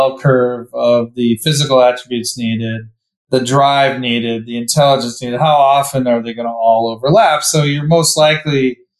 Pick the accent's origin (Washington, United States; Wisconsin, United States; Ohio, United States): Ohio, United States; Cleveland; moved away; where I grew up in Cleveland.